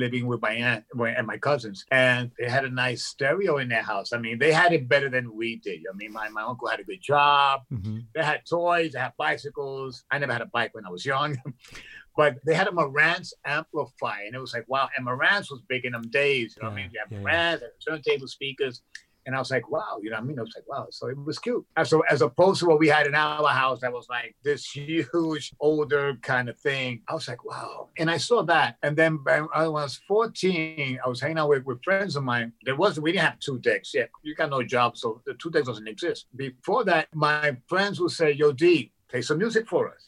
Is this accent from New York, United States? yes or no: yes; New York City, New York, United States; we lived in Brooklyn, in a ghetto in Brooklyn